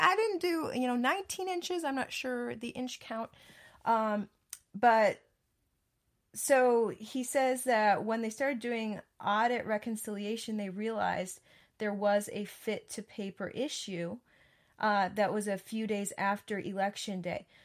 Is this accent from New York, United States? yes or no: no; Wisconsin, United States; now in Texas, United States; I grew up in Wisconsin